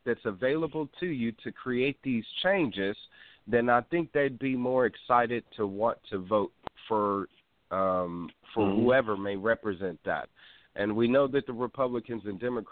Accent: Wisconsin, United States; now in California, United States; I'm from Wisconsin

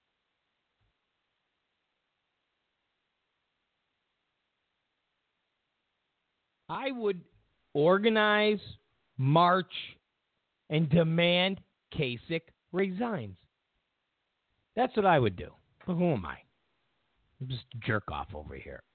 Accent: California, United States; I'm from California

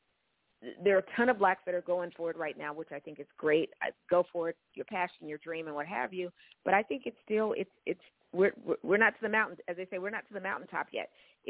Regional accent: Oregon, United States; Growing up in Oregon, around the house

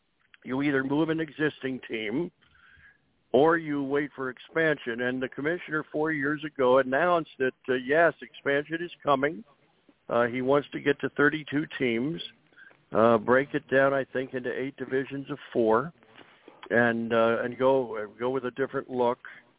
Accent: Wilmington, Delaware, United States; moved away as an adult; I grew up in Wilmington, Delaware.

